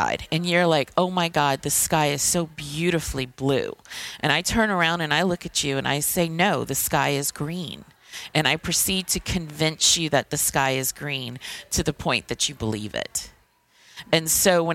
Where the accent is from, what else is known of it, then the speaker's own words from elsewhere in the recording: Thibodaux, Louisiana, United States; now in New Orleans, United States; I'm originally from Thibodaux, Louisiana, but I live in New Orleans